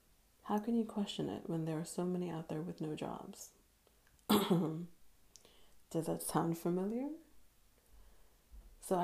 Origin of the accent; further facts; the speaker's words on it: Dominican Republic; born there; So I was born in Dominican Republic to a country boy at heart bank manager by day